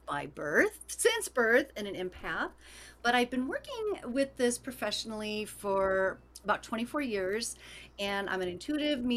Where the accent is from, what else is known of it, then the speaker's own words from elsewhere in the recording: Chicago, Illinois, United States; I'm from Chicago as well